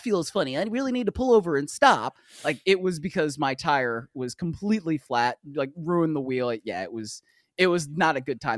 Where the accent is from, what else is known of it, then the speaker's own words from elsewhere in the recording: Cleveland, Ohio, United States; growing up in Cleveland with the snow, my mom wanted to make sure I was going to be safe